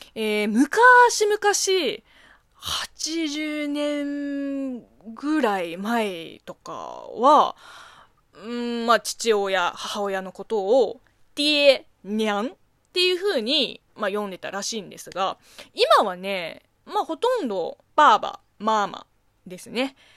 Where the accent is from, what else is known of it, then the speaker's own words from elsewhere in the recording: China; Japanese is a second language; now in Japan; 中国生まれ